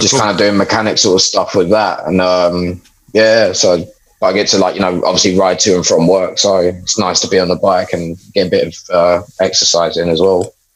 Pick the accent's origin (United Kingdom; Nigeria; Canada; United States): United Kingdom; London; I grew up in London